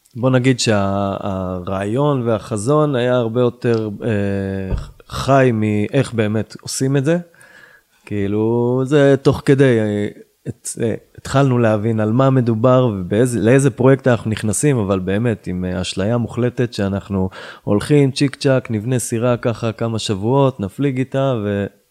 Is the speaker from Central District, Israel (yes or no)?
no; Yiron, Northern District, Israel; now in Tzivon, Israel; וגדלתי בקיבוץ ירעון, עשר דקות מפה, צפונה